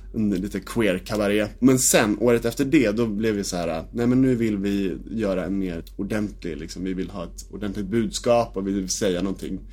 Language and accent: Swedish; Nynäshamn, Stockholm County, Sweden; jag är född och uppvuxen i Nynäshamn